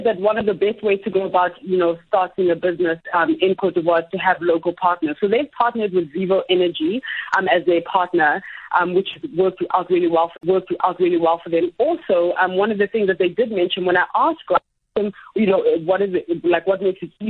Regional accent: Uganda; moved away; I'm from Uganda originally.

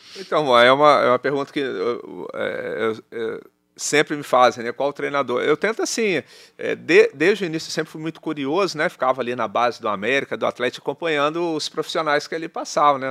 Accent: Juiz de Fora, Minas Gerais, Brazil; moved away as an adult; now in Salvador, Brazil; voltei pro Tupi, o time da minha cidade

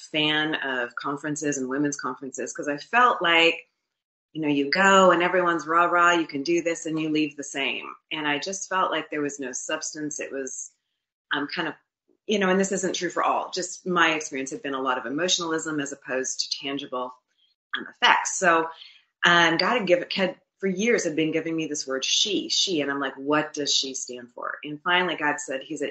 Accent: Winnipeg, Manitoba, Canada; moved away as an adult; also born or lived in Florida; my husband and I were born and raised in Winnipeg, Manitoba, and moved to Florida in 2004 as business people

